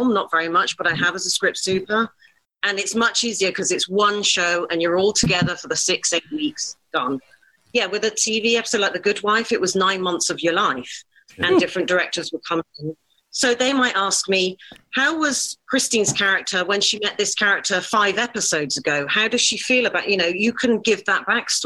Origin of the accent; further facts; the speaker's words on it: England, United Kingdom; as an English white woman